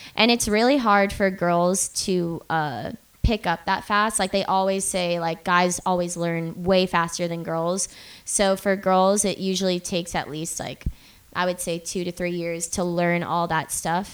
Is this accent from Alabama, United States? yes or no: no; Boca Raton, Florida, United States; I'm from Florida, and it's this place called Boca. It's an hour north of Miami.